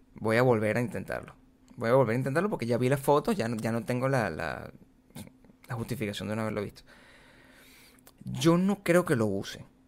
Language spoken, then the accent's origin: Spanish; Venezuela; moved away; also born or lived in Caracas; yo soy súper venezolano